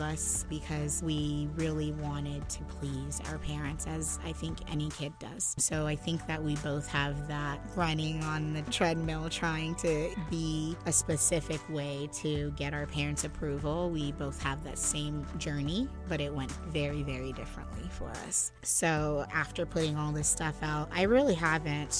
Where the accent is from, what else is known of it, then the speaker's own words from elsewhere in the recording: United States; We were both raised by first-generation immigrants, but she was born in St. Martin, and I was born here in the States.